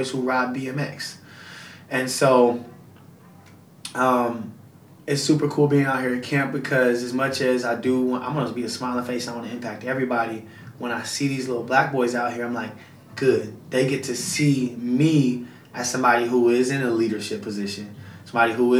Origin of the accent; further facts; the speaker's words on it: Huntsville, Alabama, United States; I'm from Alabama. I'm from Huntsville, Alabama